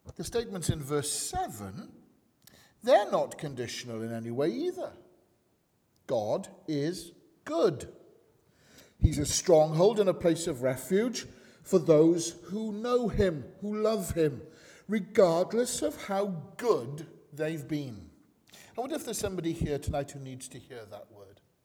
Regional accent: Wales, United Kingdom; I'm a man, I'm Welsh, I'm a Baptist

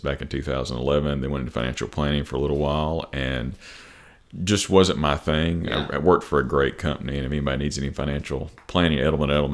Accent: Jackson, Tennessee, United States; also born or lived in Memphis; I'm from Jackson. I was born at Jackson General Hospital. Been here most of my life, other than a brief stint down in Memphis

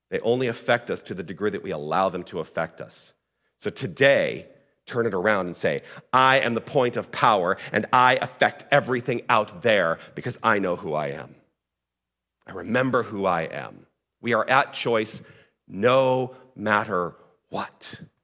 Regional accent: Tucson, Arizona, United States; moved away; also born or lived in Toronto, Ontario; I'm originally from Tucson

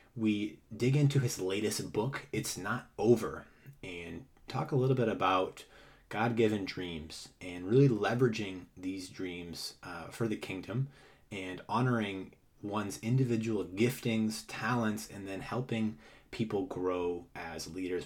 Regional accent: Boston, Massachusetts, United States; growing up in Massachusetts myself.

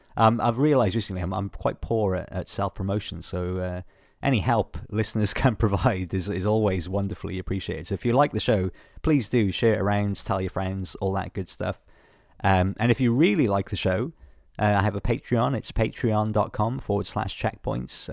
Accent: Wales, United Kingdom; I'm from Wales

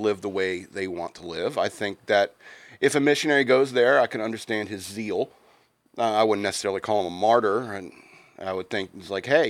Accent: United States; holding up your passport. You know, I'm American.

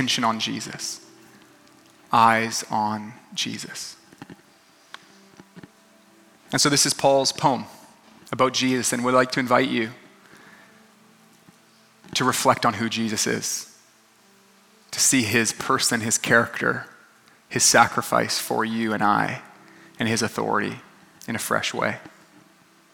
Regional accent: Canada; now in Los Angeles, United States; I'm a dad, I'm Canadian

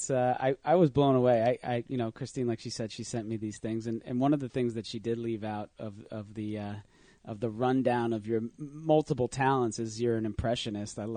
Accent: New Jersey, United States; My Jersey pride.

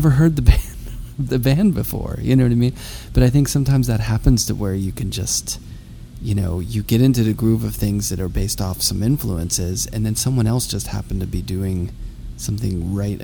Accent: Pittsburgh, Pennsylvania, United States; I'm from Pittsburgh.

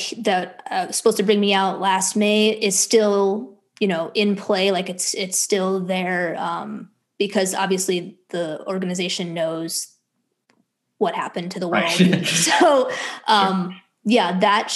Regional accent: Buffalo Grove, Illinois, United States; moved away; also born or lived in Stony Brook, New York; I grew up in Chicago suburbs, Buffalo Grove and then Long Grove for the two suburbs.

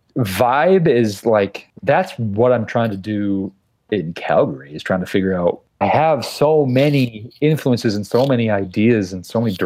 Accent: Utica, New York, United States; I grew up in Utica

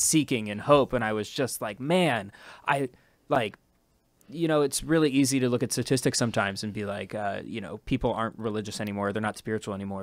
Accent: Ohio, United States; now in New York, United States; being from Ohio

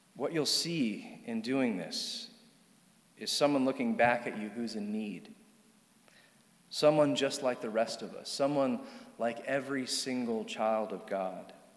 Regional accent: Charlottesville, Virginia, United States; I grew up here in Charlottesville

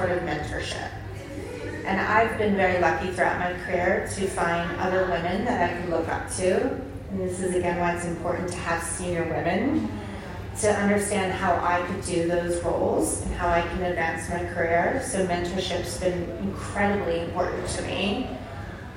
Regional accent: United States; now in United Kingdom; I'm American

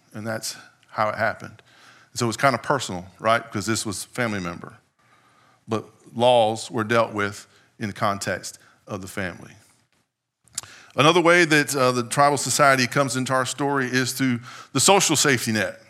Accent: United States; as an American in twenty-first century

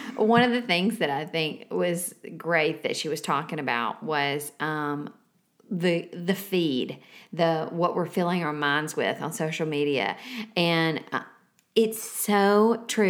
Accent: the South, United States; we are from the South

